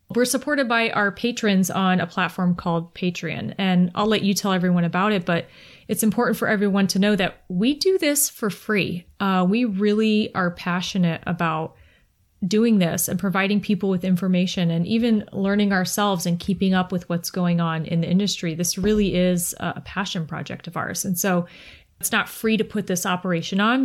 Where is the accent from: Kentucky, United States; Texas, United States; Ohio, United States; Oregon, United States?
Ohio, United States; Kent; also born or lived in West Virginia; I'm actually from Kent